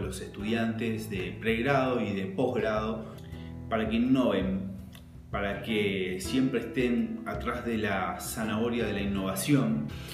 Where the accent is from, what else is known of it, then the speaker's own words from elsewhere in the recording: Montevideo, Uruguay; yo soy de Montevideo, de Uruguay